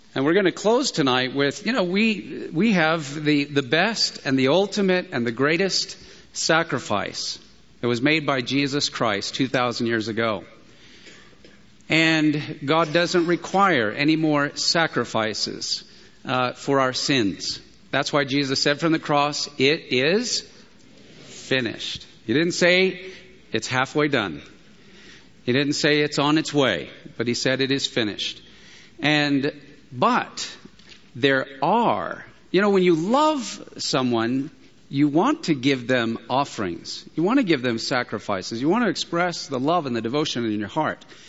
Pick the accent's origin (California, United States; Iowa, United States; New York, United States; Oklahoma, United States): California, United States; San Diego; I'm from San Diego. I have San Diego blood